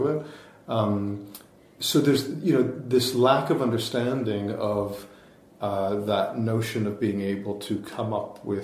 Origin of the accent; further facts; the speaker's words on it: Vancouver, British Columbia, Canada; I grew up in Canada, so it's I grew up in Vancouver